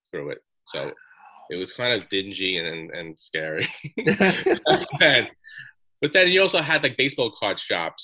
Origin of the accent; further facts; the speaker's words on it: New York City, New York, United States; also born or lived in Staten Island; I was born and raised in Brooklyn, New mm-hmm. York